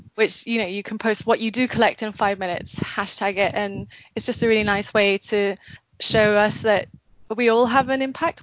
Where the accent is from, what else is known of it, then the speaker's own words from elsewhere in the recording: Singapore; now in Philippines; I grew up in Singapore. My mum's from the Philippines